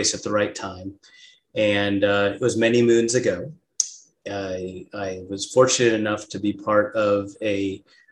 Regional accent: Southern California, United States; now in Scottsdale, United States; I was here in Scottsdale, Arizona, which is where I live now. And I grew up in Southern California

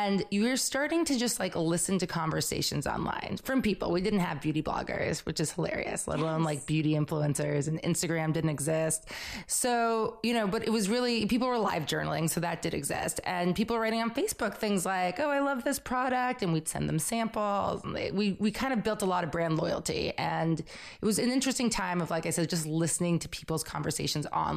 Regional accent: Belmont, Massachusetts, United States; moved away as an adult; also born or lived in New York City; I grew up in Belmont, Massachusetts, right outside of Boston, came to New York to go to FIT

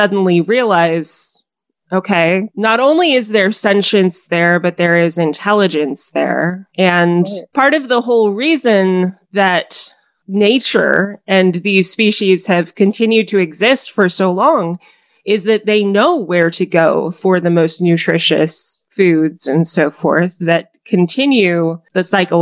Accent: Colorado, United States; I spent a lot of time when I was growing up in Colorado

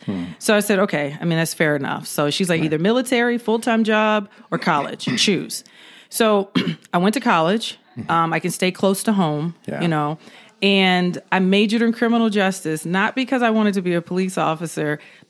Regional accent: California, United States; also born or lived in Georgia; So basically, I was living in Georgia. That's where I'm originally from California, but I spent a lot of time in Georgia. So that's where I did my high school, college, and first police department years.

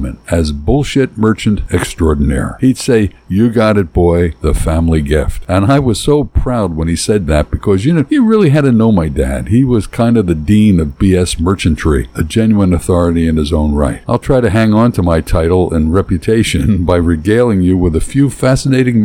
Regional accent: Philadelphia, Pennsylvania, United States; We're from North Philly, and when I was a kid, most of our relatives lived within a 10-block area

